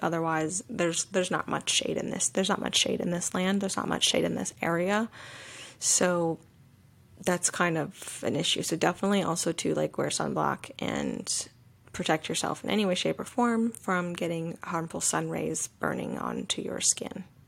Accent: the South, United States; moved away; a woman who was born and raised in the South

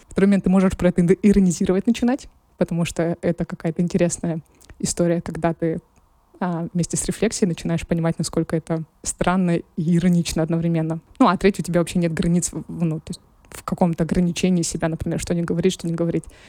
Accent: Krasnoyarsk, Krasnoyarsk Krai, Russia; now in Moscow, Russia; я выросла в Красноярске.

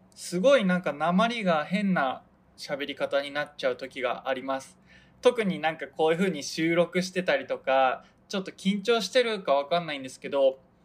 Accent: Hokkaido, Japan; now in Tokyo, Japan; 北海道に地元に帰る予定なんですけど

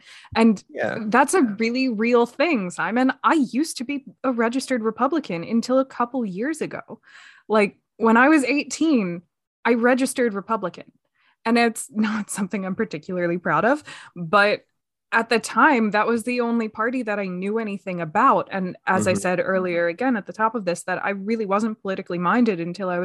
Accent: just outside of Philadelphia, Pennsylvania, United States; I grew up just outside of Philadelphia

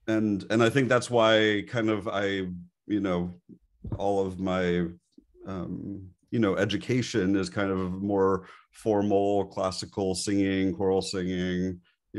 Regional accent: Montreal, Quebec, Canada; And I grew up in Montreal, Canada. And there is, everybody lives, breathes, and dies hockey there.

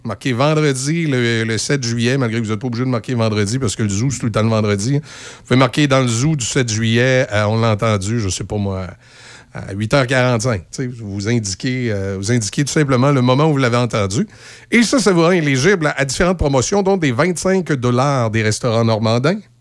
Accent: Loretteville, Quebec, Canada; j'allais à Polyvalente de Loretteville

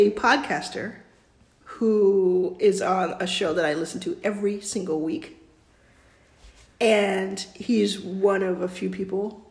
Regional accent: Texas, United States; I'm from Texas

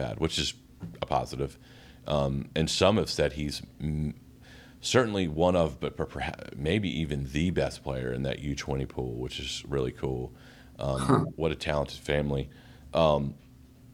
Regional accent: Greensboro, North Carolina, United States; born or raised there

